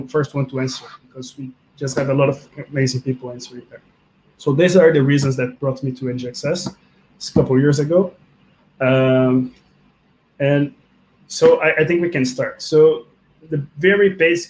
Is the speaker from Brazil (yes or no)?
yes; Brazil; also born or lived in Russia; now in Belgium; I'm from Brazil, currently living in Belgium.